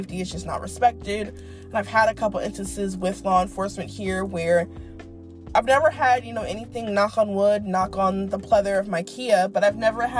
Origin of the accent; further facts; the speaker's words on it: East Coast, United States; now in Dallas, United States; I'm a Yankee, maybe it's because I'm from the East Coast.